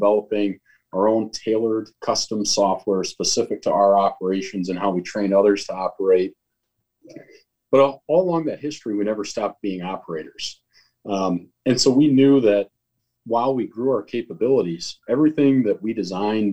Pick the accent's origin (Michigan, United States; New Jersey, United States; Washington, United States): Michigan, United States; Holland; I grew up in Holland, Michigan